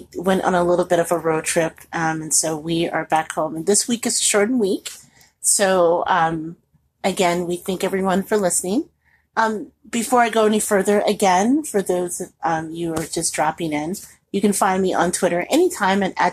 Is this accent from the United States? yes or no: yes; Indianapolis, Indiana, United States; also born or lived in Chicagoland; now in Chicago, United States; my home anyway. I'm from Indianapolis